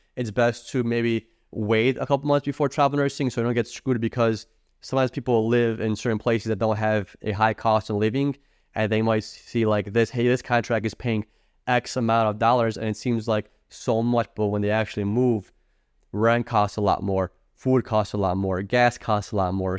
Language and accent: English; Illinois, United States; I'm from Illinois